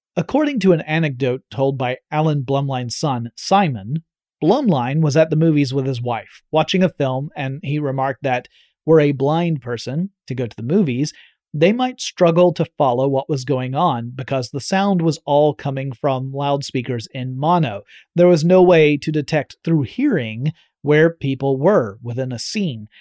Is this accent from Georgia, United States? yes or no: yes; Georgia, United States; growing up in Georgia, meant we were just a short 8 to 10 hour drive from Walt Disney World in Florida.